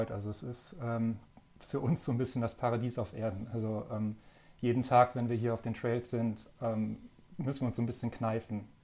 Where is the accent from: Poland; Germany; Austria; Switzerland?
Germany; Hamburg; also born or lived in Flensburg; Also ich komme ja ursprünglich, also ich bin gebürtiger Flensburger, also sozusagen ganz weit weg von hier und bin dann in Hamburg auch aufgewachsen, also ich bin Norddeutscher.